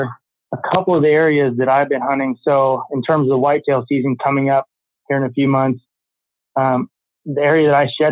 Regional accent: Iowa, United States; moved away as an adult; also born or lived in Colorado; I moved back to Iowa from Colorado last year

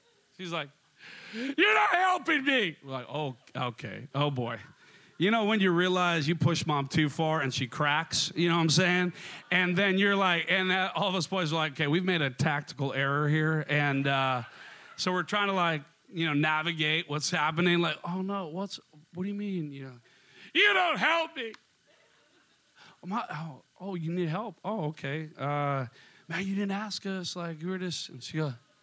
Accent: Minnesota, United States; accent: Minnesota; moved away as an adult; also born or lived in Seattle; my Minnesota accent

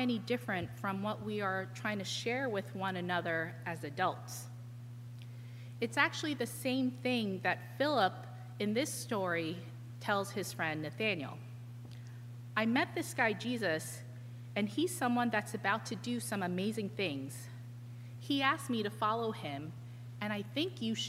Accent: New York, United States; as a New Yorker

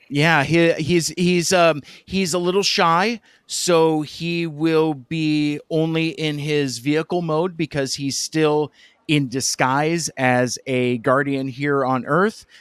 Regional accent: Seattle, Washington, United States; my hometown uh, in the Seattle area in the Pacific Northwest

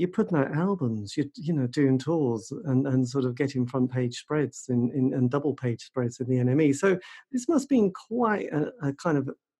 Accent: Norwich, East of England, United Kingdom; I come from Norwich.

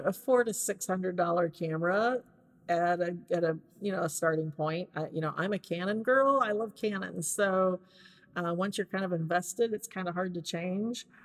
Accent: Hannibal, Missouri, United States; moved away as an adult; now in Nashville, United States; I am from Hannibal, Missouri originally. Just moved here to the Nashville area about two years ago.

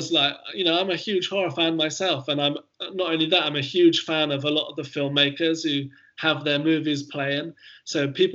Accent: Hilperton, South West England, United Kingdom; also born or lived in Bristol; I was born in Bristol, but I grew up most of my childhood living in a tiny little village called Hilperton, which is in Wiltshire near Trowbridge.

